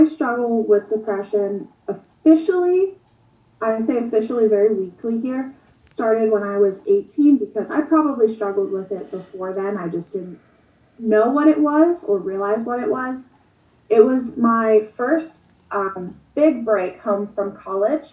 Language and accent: English; Western Pennsylvania, United States; I'm from Western PA